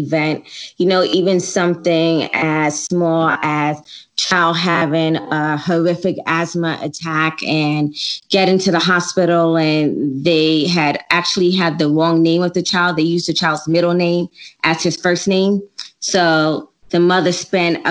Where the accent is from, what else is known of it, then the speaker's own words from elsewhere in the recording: Jamaica; I'm Jamaican